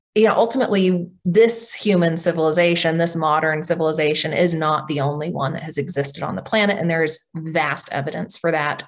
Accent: Oklahoma, United States; I'm Cherokee from Oklahoma

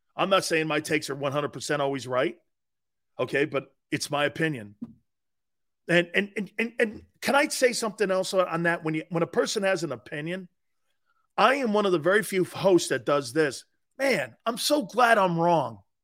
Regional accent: Connecticut, United States; my home state of Connecticut

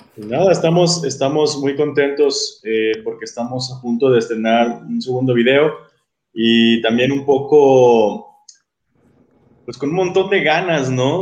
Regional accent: Guadalajara, Jalisco, Mexico; yo soy de Guadalajara

